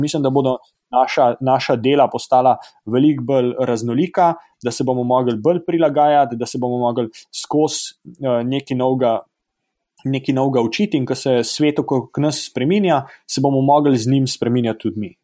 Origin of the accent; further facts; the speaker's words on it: Slovenia; now in Stanford, United States; Smo tukaj Slovenci v Združenih državah ustanovili um, Ameriško-Slovensko izobraževalno fundacijo